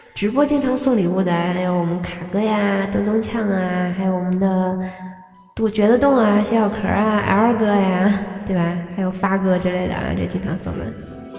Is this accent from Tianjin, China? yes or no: yes; Tianjin, China; 我没有暴露我是个天津人儿